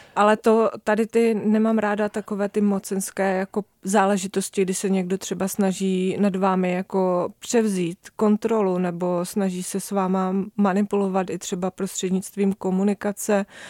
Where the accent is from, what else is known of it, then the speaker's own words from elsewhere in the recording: near Zlín, Zlín Region, Czechia; Já jsem vyrůstala poblíž Zlína